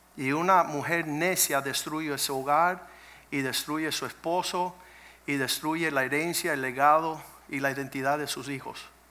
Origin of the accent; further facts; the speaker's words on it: Cuba; moved away; venimos de Cuba